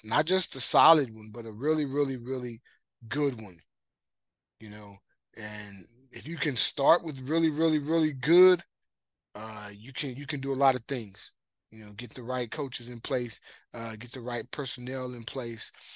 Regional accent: Marshall, Texas, United States; I grew up in Marshall, Texas

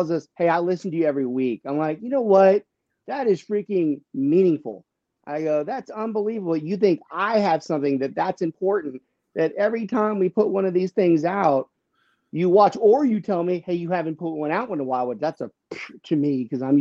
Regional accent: Louisiana, United States; I don't carry the accent like my dear cousins, but I don't even tell people that I'm from Lafayette because I'm from south of Lafayette.

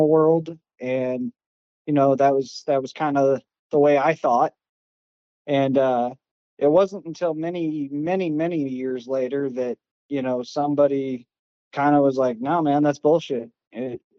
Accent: Alaska, United States; moved away as an adult; also born or lived in Florida / South Carolina; now in Columbia, South Carolina, United States; Originally from Alaska, born and raised

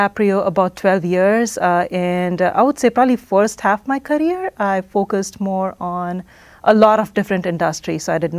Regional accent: Oman; now in United States; So growing up in Oman, minority, to begin with, and my entire life in Oman

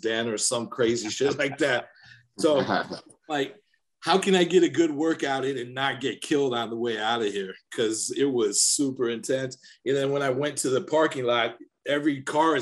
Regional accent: United States; the American guy that's running, you know, the security for a tour

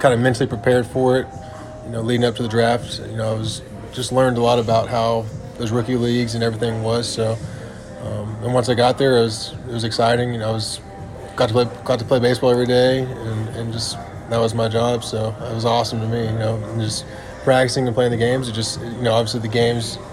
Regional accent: Texas, United States; I'm from Texas

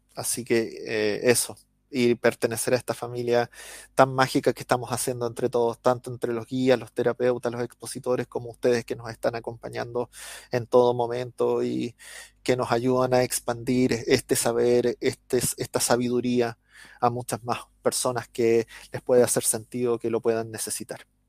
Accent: Chile; accent: Chilean; los chilenos somos famosos por hablar rápido y modular mal.

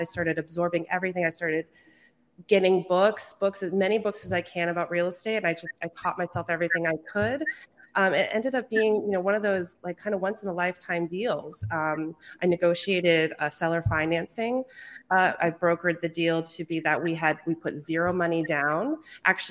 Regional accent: Brattleboro, Vermont, United States; I am out of Brattleboro, Vermont, the one and only

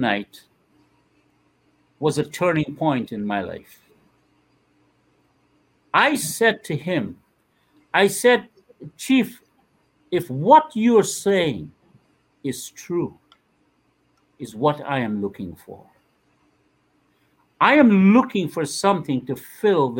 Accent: Guyana; moved away; When I was 13 years, Guyana went through one of the worst times in its life

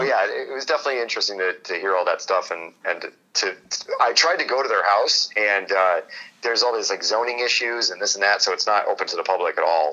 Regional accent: Hartford, Connecticut, United States; I, am from Hartford, Connecticut

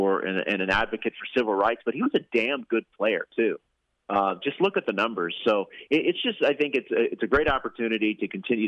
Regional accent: Houston, Texas, United States; I grew up in Houston

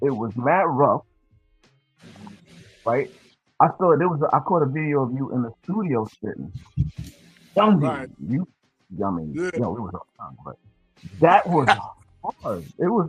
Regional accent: Hempstead, New York, United States; also born or lived in Queens, New York; I was in Queens. Queens. Yeah, and I grew up mostly in Hempstead. So Hempstead, Queens, is close.

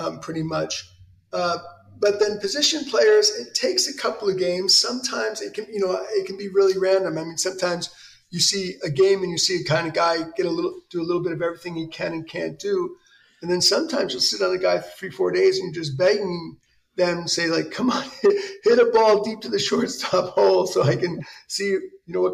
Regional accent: New York City, New York, United States; I grew up in New York City

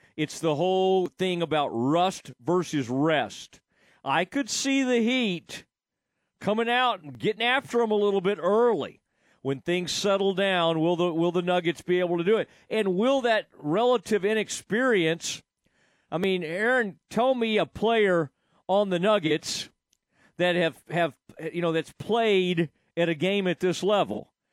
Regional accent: Kaufman County, Texas, United States; growing up in Kaufman County

